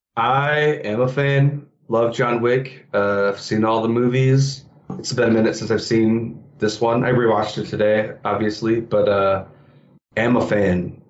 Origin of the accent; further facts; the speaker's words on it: Michigan, United States; also born or lived in Philadelphia; now in Chicago, United States; I'm originally from Michigan